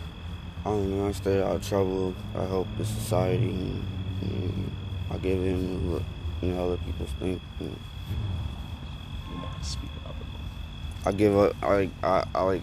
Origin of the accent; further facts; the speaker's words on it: Bridgeton, Millville, Laurel Lake, Port Norris, Cedarville, New Jersey, United States; moved away; also born or lived in Milton; I was born in Bridgeton, raised up in Union, Millville, and Lar Lake, Port Norris, and Cedarville.